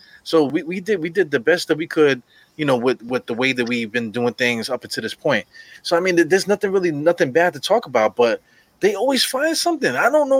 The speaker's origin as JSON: {"language": "English", "town": "New York City", "region": "New York", "country": "United States", "tie": "born or raised there", "said": "I grew up in East New York, Brooklyn, right? So I grew up in a predominantly West Indian neighborhood. So I'm like the only Puerto Rican looking motherfucker in the neighborhood."}